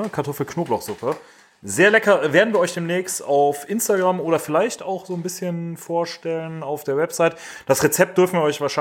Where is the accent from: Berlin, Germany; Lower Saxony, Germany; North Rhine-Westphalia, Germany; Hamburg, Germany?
North Rhine-Westphalia, Germany; Düsseldorf; Wir haben das schon mal erklärt, wir kommen aus Düsseldorf.